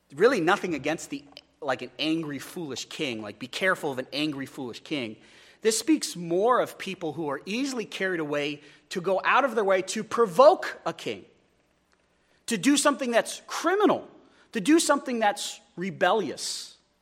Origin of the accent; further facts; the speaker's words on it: Wyoming, United States; I'm from Wyoming